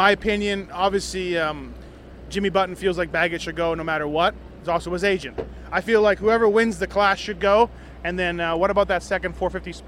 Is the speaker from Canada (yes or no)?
yes; Canada; me being Canadian